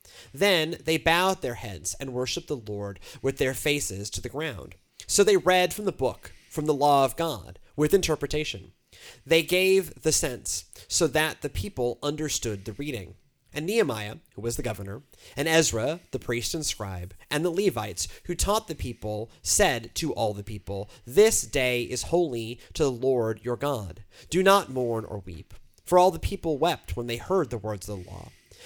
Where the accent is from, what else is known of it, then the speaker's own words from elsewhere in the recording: Houston, Texas, United States; That was, you know, like the way I grew up in Houston. It was just in Houston.